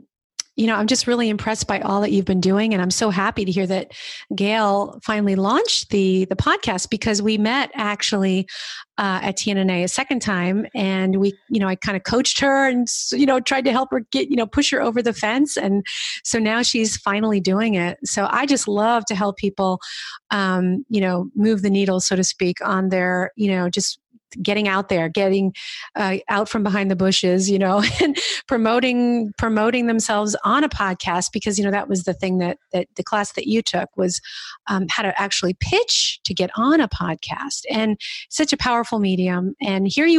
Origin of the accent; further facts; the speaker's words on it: New Jersey, United States; moved away; also born or lived in New York City / Hudson Valley; I'm from New York originally. I grew up in New Jersey, but, I lived in the city